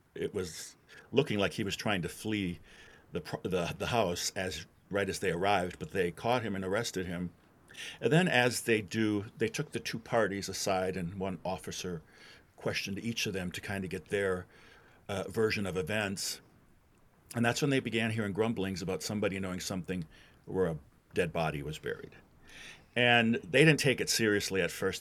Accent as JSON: {"language": "English", "region": "Wisconsin", "country": "United States", "moved": "as an adult", "lives_now": "Louisville, United States", "said": "I'm not from Louisville originally. I'm from Wisconsin."}